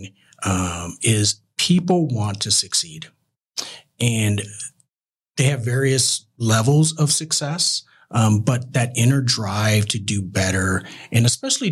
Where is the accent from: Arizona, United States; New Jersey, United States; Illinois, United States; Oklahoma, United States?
Arizona, United States; Tucson; also born or lived in California; now in Phoenix, United States; Growing up in Tucson, a little smaller town than Phoenix, but very close knit. A very family oriented community that I grew up in.